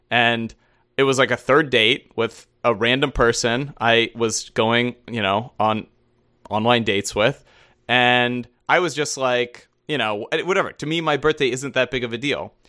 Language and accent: English; United States; as an American